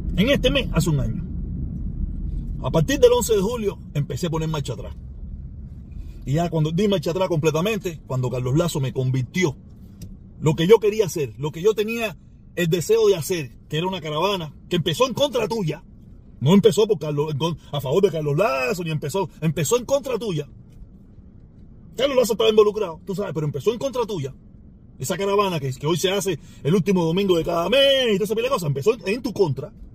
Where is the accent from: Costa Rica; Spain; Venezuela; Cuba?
Cuba; todos los cubanos somos hermanos